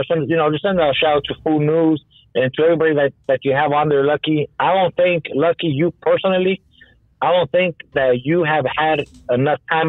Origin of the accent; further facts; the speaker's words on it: Los Angeles, California, United States; moved away; also born or lived in Texas / Colorado; I'm from Highland Park